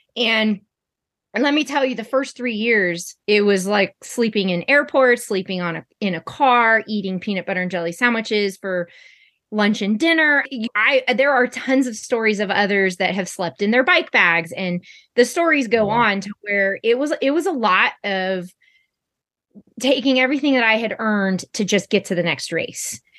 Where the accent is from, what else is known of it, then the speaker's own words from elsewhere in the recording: Sacramento, California, United States; now in Somerset, United States; I currently reside in Somerset, California, and I am from Sacramento, California.